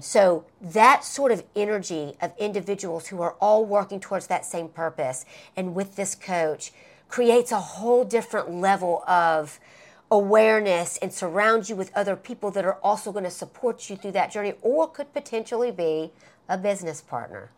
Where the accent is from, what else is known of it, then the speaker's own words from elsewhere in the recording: Alabama, United States; moved away; when I would go back home to my hometown in Alabama